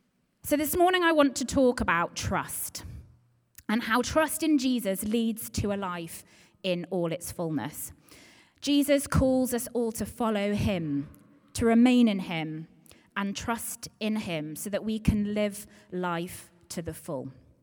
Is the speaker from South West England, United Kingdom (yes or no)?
yes; Dawlish, South West England, United Kingdom; So I'm originally from Devon. I am from Dawlish, and I think I'm now on my 30th ever home.